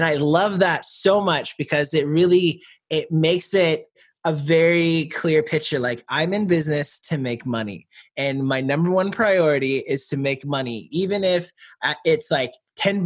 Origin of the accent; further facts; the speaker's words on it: Georgia, San Francisco Bay Area, California, United States; I was born in California, and I spent half my life in Georgia, half my life in the San Francisco Bay Area